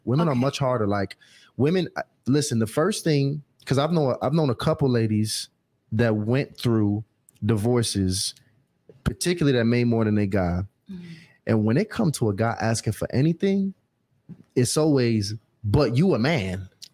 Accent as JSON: {"language": "English", "town": "New York City", "region": "New York", "country": "United States", "tie": "born or raised there", "said": "I was born in Brooklyn"}